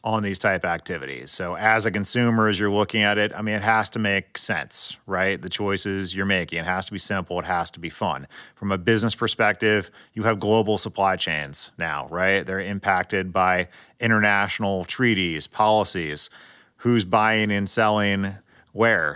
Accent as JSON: {"language": "English", "town": "San Diego", "region": "California", "country": "United States", "tie": "born or raised there", "said": "I grew up in Southern California and San Diego"}